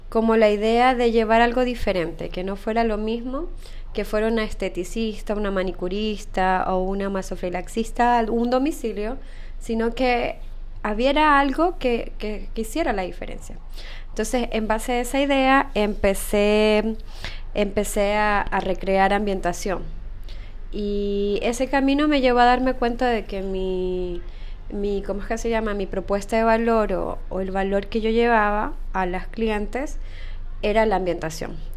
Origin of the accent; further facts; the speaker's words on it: Ecuador; moved away as an adult; now in Chile; Soy de Ecuador, correcto, sí.